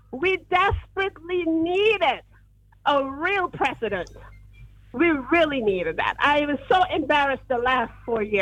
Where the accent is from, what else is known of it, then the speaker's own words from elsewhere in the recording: New York, United States; Zo, ik, eh, ik woon, ik ben van New York, maar ik ben eh, even in Texas aan het werken.